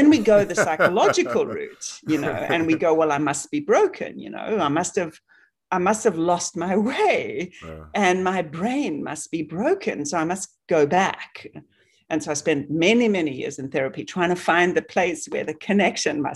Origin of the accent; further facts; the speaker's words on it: South Africa; moved away; I grew up in South Africa